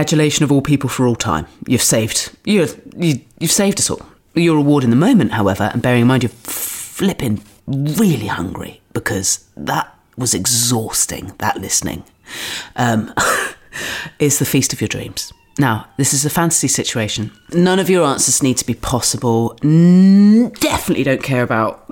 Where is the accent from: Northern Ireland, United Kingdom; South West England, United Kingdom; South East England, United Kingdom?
South West England, United Kingdom; Dorset; now in London, United Kingdom; I'm from Dorset on the south coast